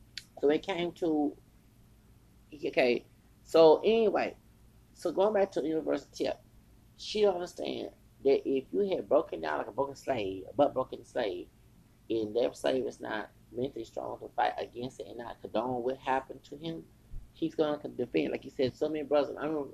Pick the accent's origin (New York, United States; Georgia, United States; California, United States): New York, United States; I don't understand, because I'm from New York. See, before, well, see, in New York, it's more liberal.